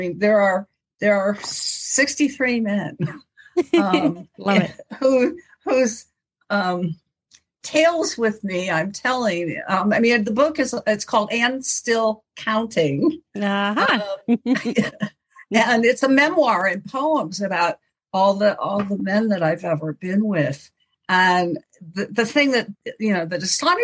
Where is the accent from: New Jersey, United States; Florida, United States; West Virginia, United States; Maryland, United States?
West Virginia, United States; I was born in West Virginia.